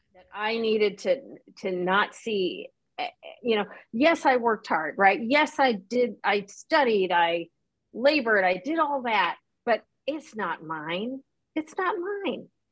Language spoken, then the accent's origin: English; Chicago, Illinois, United States; also born or lived in Saigon, Vietnam; I grew up in the Chicagoland area